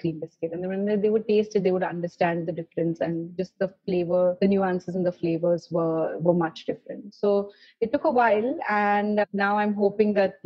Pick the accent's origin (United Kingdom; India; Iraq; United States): India; Mumbai, Maharashtra; also born or lived in Paris, France; growing up in Mumbai